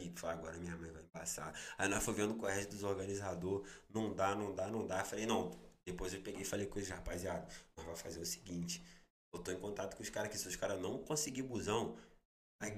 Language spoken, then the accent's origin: Portuguese; Barra Mansa, Rio de Janeiro, Brazil; sou de Barra Mansa